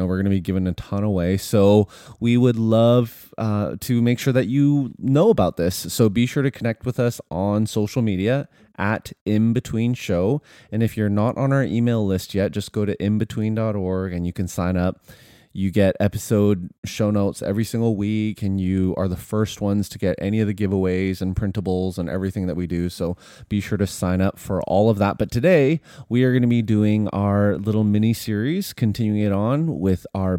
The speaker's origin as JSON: {"language": "English", "country": "Canada", "said": "we're Canadian."}